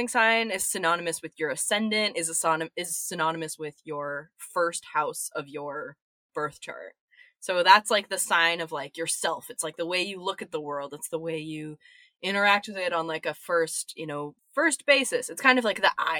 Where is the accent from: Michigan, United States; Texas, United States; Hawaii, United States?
Texas, United States; Austin; also born or lived in New York; now in Los Angeles, United States; I'm from Austin, Texas.